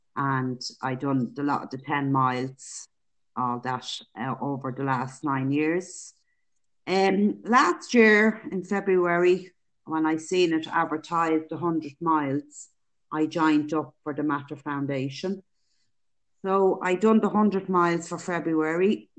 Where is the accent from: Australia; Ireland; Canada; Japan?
Ireland; Dublin, Leinster; now in County Meath, Ireland; I live in County Meath. I'm originally from Dublin.